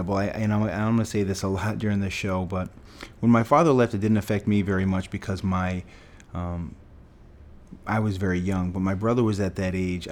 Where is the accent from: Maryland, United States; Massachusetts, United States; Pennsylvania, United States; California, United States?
Massachusetts, United States; Fall River; We grew up in Fall River, Massachusetts, blue-collar town, a place that I grew up loving